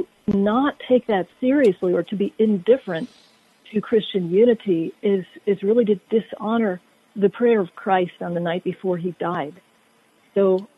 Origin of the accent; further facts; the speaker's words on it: Connecticut, United States; I also did grow up in Connecticut